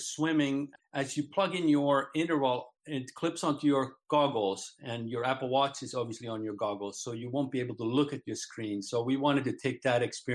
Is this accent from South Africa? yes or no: no; Finland; now in Solana Beach, United States; I'm originally from Finland, sort of a transplant from Finland